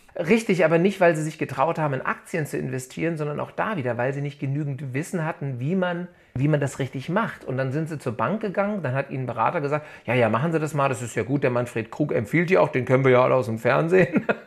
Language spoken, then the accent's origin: German; Hanau, Hesse, Germany; ich bin geboren in der Gebrüder Grimm Hanau, bin hier äh, mehrheitlich aufgewachsen und lebe hier in der Nähe von Frankfurt am Main